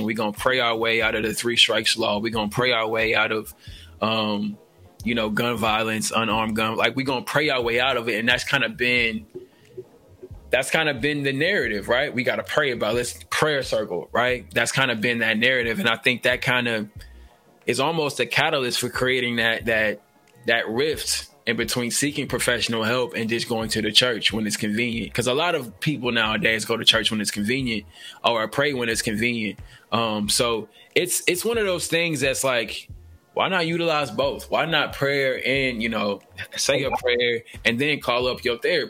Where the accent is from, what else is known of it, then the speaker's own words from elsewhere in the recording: Nashville, Tennessee, United States; now in Oregon, United States; We're both from Nashville, the great state of Nashville, Tennessee